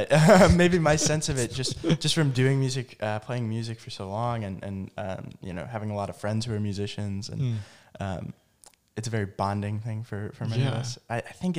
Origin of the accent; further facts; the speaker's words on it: Chesterfield, Missouri, United States; I'm from Chesterfield, which is a suburb of St. Louis, only about 20 to 30 minutes away from here